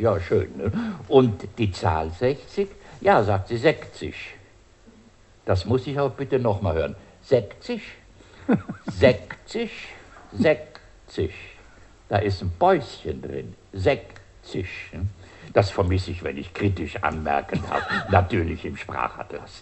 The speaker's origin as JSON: {"language": "German", "area": "Bruneck", "region": "Trentino-Alto Adige", "country": "Italy", "tie": "born or raised there", "also_born_or_lived": "Siegburg / Rhineland", "moved": "yes", "lives_now": "Germany", "said": "mit denen bin ich aufgewachsen und äh, habe das natürlich für ein Brunneke-Phänomen gehalten. Gell? So meine Heimat, gut, da ist das halt so."}